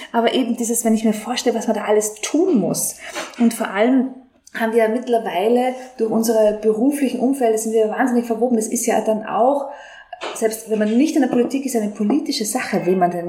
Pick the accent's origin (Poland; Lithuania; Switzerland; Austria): Austria; Salzkammergut; now in Vienna, Austria; im Salzkammergut, wo ich herkomme.